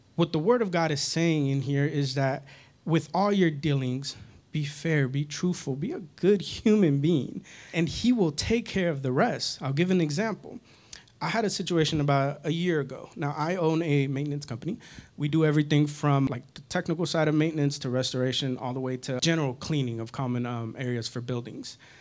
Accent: Northern California, United States; born or raised there; moved away

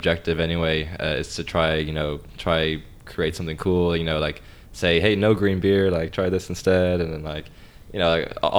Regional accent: Ireland; moved away as an adult; also born or lived in Tokyo; growing up in Ireland, I learned Irish or Gaelic

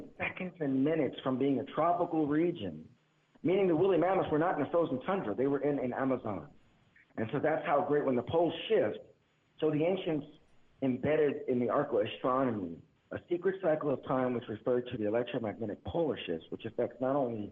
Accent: Philadelphia, Pennsylvania, United States; I grew up in Philadelphia, and I grew up in the projects and the ghetto

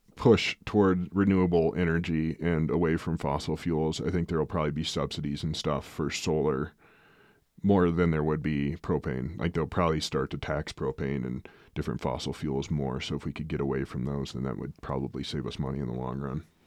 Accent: Midwest, United States; moved away; growing up in the Midwest, you have so much moisture and settling and freezing and thaws

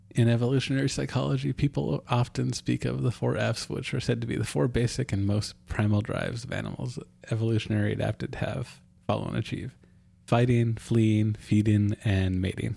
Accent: Ketchikan, Alaska, United States; Ketchikan, my hometown

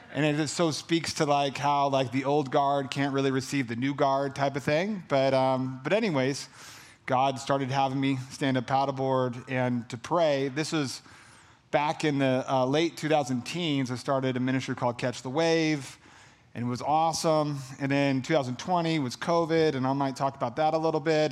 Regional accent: California, United States; I'm from California, so like that Cali, the hot

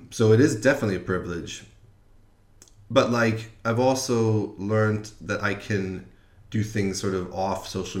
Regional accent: United States; moved away as an adult; also born or lived in Wisconsin; now in London, United Kingdom; I'm an American

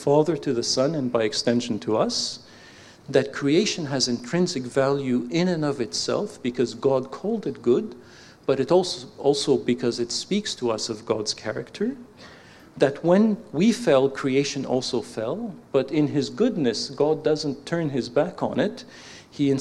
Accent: Canada; accent: Canadian

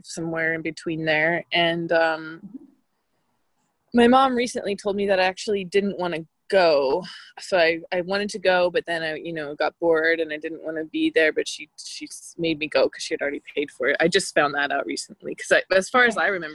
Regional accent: Boise, Idaho, United States; moved away; I'm from Boise, Idaho

